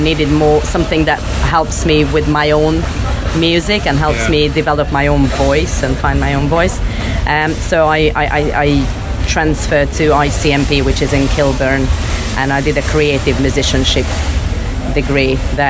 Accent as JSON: {"language": "English", "country": "Hungary", "tie": "born or raised there", "also_born_or_lived": "Russia", "said": "I'm half Russian, half Hungarian. Mm-hmm. I grew up between these two countries and I came from Hungary."}